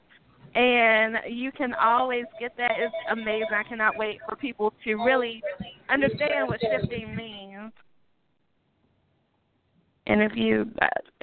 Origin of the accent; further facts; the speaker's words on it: Greensboro, North Carolina, United States; Greensboro, North Carolina, my hometown